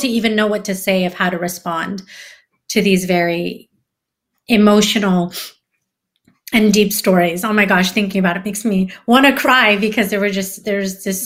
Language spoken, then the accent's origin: English; San Francisco, California, United States; I live in California. I see a lot of crappy things happening here in my hometown, San Francisco